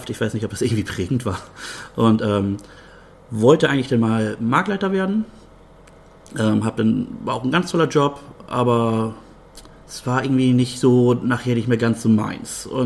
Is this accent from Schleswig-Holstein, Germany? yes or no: yes; Bad Oldesloe, Schleswig-Holstein, Germany; also born or lived in Brunsbüttel; now in Meldorf, Germany; Also ich bin in Bad Oldesloe geboren und ähm, bin dann aber mit 12, 13 nach Brunsbüttel gezogen, bin dann eher doch so Brunsbüttler. Wohne jetzt aber auch schon fast drei Jahre in Meldorf.